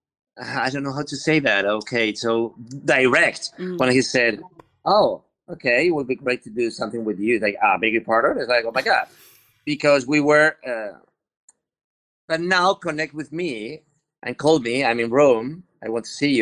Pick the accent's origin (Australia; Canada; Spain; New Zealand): Spain; English is a second language; I'm from the Mediterranean. I'm Spanish